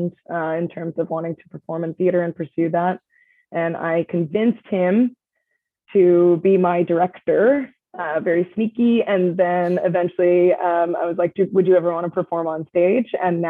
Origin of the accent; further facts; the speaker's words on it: Ontario, Canada; also born or lived in Montreal; now in Toronto, Canada; I'm from Ontario originally